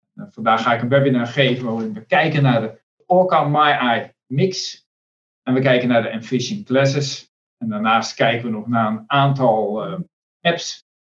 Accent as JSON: {"language": "Dutch", "country": "Netherlands", "said": "we als Nederlanders"}